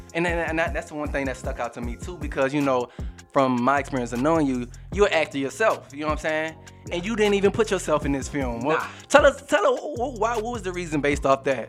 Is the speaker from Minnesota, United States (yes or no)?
no; New Orleans, Louisiana, United States; I'm coming from New Orleans, Louisiana